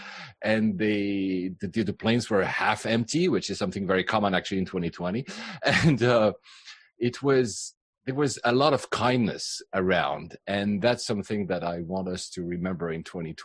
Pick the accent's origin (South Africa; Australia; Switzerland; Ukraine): Switzerland; also born or lived in Japan / Philippines / Cyprus; now in London, United Kingdom; My mother was from Finland, my father from Greece, but I was in Switzerland.